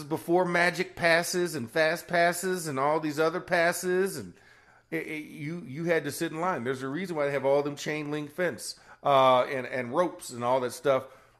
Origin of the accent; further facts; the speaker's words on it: Orlando, Florida, United States; I'm from Orlando